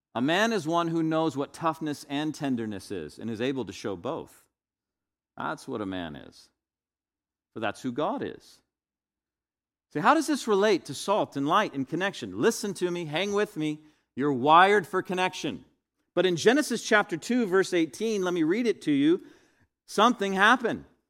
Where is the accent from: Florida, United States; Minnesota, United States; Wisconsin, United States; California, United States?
Florida, United States; Northwest; to be a white Caucasian male in the twentieth, twenty-first century growing up in Northwest Florida